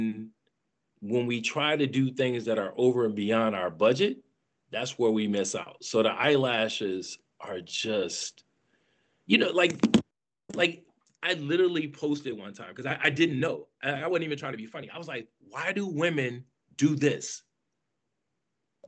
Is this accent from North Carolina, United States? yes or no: no; Flint, Michigan, United States; moved away as an adult; also born or lived in DMV area (Washington, D.C. metropolitan area); now in Washington, D.C. area, United States; I'm from Flint, Michigan